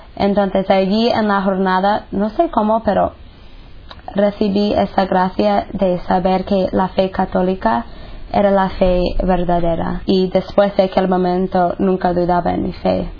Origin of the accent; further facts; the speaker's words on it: United States; moved away; soy de los Estados Unidos. Y pues crecí en una familia pues buena, normal